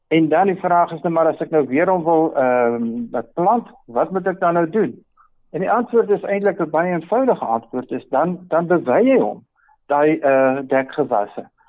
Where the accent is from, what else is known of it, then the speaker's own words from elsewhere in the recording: Free State, South Africa; in die Vrystaat waar ek vandaan kom